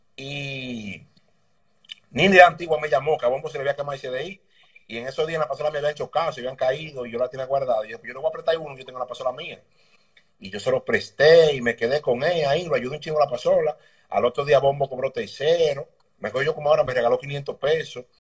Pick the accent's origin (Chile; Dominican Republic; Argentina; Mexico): Dominican Republic; Yo soy nacido y criado en el Congo, por lo Nuevo, ahí en la calle España, detrás de la Sirena.